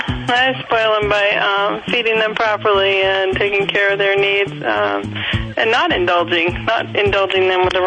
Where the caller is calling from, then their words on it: Tujunga, California, United States; I'm calling from Tahunga.